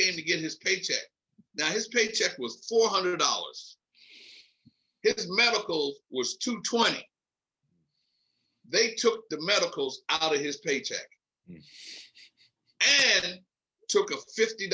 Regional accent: Philadelphia, Pennsylvania, United States; moved away as an adult; also born or lived in Nebraska; I come from Philly. I'm a hood rat. I come from a large family.

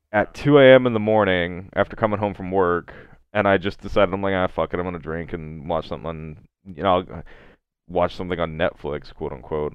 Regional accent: Kentucky, United States; my home state of Kentucky

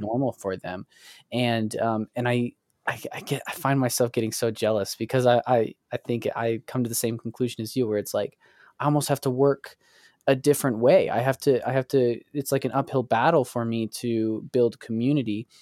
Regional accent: Springville, United States; my hometown of Springville

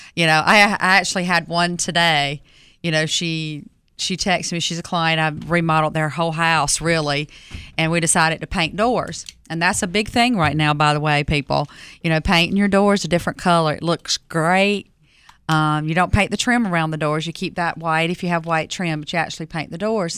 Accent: Fuquay-Varina, North Carolina, United States; I grew up in Fuquay-Varina back, you know, in the seventies, sixties and seventies, right?

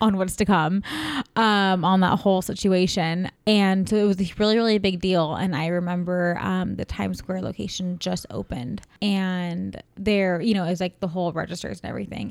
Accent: California, United States; also born or lived in San Francisco; I'm from California

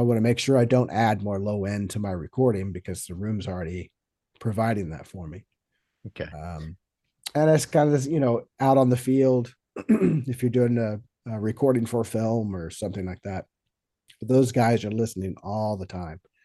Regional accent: Friendswood, Texas, United States; also born or lived in New York; now in Los Angeles, United States; originally, I grew up in uh, a little town just south of Houston, Texas, called Friendswood.

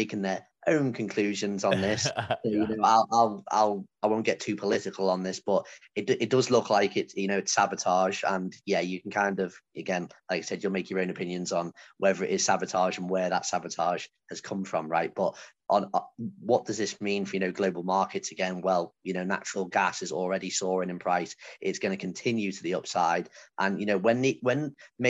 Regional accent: United Kingdom; I feel as a British person

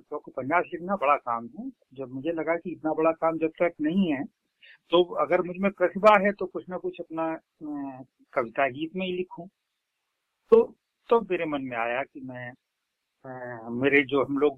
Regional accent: Uttar Pradesh, India; मेरा जन्म तो मेरे ननिहाल में हुआ लेकिन मैं पढ़ा पूरे उत्तर प्रदेश में बहुत सारी जगह

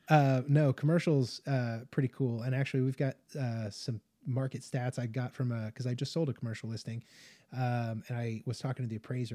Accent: Las Vegas, Nevada, United States; moved away; I spent a lot of time growing up in like the Las Vegas area

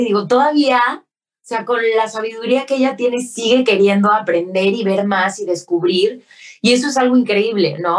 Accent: Mexico; Como mexicana

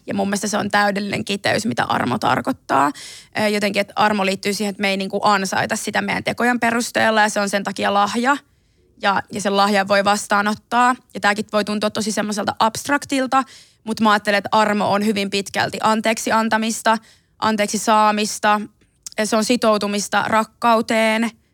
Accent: Ilmajoki, South Ostrobothnia, Finland; first language Finnish; also born or lived in Belgrade, Serbia; mähän on itse asunut Ilmajoella 12 000 asukkaan pikkukylässä Etelä-Pohjanmaalla

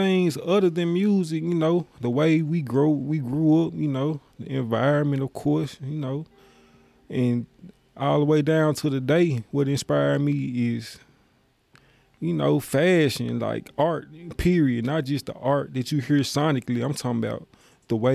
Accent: Memphis, Tennessee, United States; I'm from Memphis

